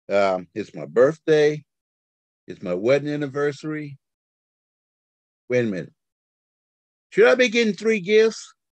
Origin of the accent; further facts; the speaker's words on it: St. Louis, Missouri, United States; from St. Louis, Missouri.